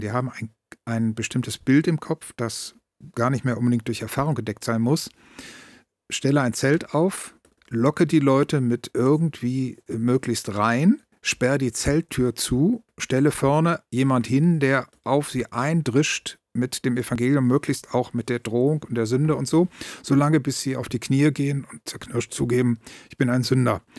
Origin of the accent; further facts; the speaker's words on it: Bergisches Land, North Rhine-Westphalia, Germany; moved away; also born or lived in Berlin; innerhalb des Rheinlands muss ich sagen, ich komme aus dem Bergischen Land